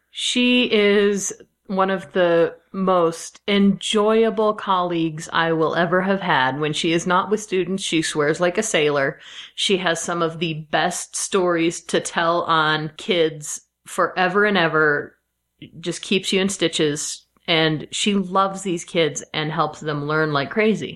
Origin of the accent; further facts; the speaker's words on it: Midwest, United States; I am from the Midwest